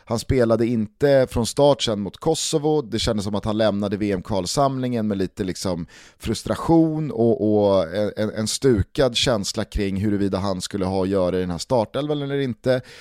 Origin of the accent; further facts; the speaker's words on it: Sweden; Man blir lite jävig som svensk